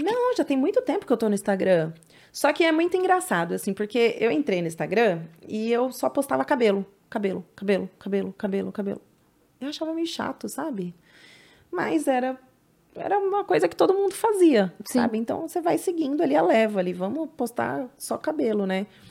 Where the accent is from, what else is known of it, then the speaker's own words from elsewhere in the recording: São Paulo, Brazil; lá na Penha, na, na Zona Leste, onde eu nasci, uhum. aqui em São Paulo